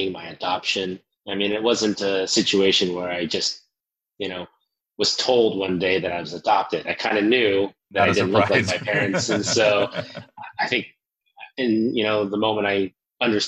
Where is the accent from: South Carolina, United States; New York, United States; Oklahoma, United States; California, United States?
Oklahoma, United States; Bartlesville; moved away as an adult; also born or lived in Seoul, South Korea; I grew up in Oklahoma, in a little town called Bartlesville